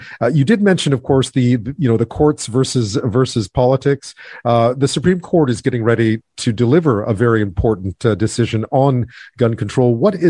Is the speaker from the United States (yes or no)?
no; Eastern Canada, Canada; I'm being from Eastern Canada, I spent quite a bit of time in Vermont